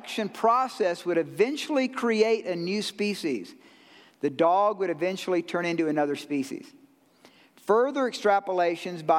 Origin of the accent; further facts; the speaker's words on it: Georgia, United States; I'm from Georgia